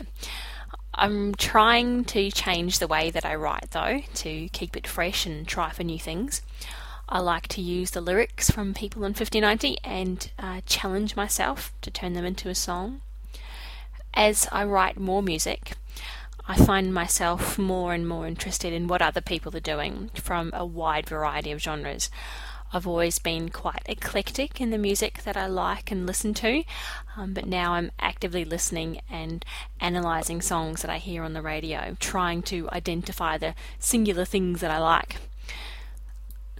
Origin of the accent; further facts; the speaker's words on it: Wellington, New Zealand; now in Brisbane, Australia; I live in Brisbane, Australia, but I'm originally from Wellington in New Zealand